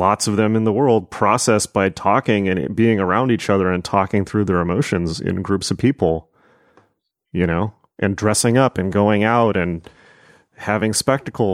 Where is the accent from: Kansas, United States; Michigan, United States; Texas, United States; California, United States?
California, United States; Southern; also born or lived in Los Angeles; I had been in Los Angeles for 11 years and I grew up in Southern California